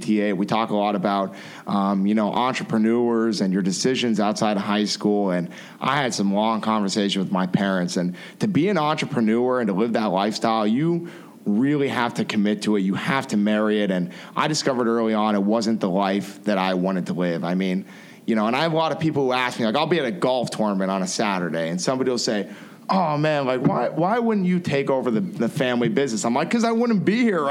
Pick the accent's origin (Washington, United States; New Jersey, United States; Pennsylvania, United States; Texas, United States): Pennsylvania, United States; Frackville; moved away as an adult; now in Lehigh County, United States; I've made some great relationships in Schuylkill County, and it was an awesome place to grow up and build those relationships